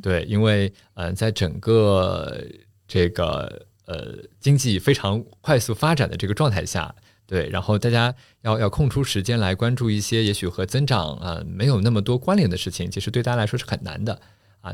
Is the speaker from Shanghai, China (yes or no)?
yes; Shanghai, China; first language Shanghainese; Chinese is a second language; also born or lived in New York / Finland; 其实我老家在上海南汇大团，呃，那个地方呢是个种瓜种水蜜桃的地方，所以我一直都觉得自己不，不是一个这个typical的上海人